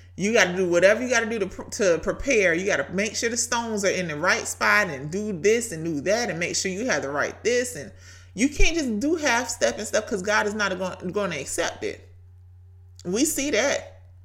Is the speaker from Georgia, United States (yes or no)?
yes; Brunswick, Georgia, United States; accent: Southern; Brunswick, Georgia, my hometown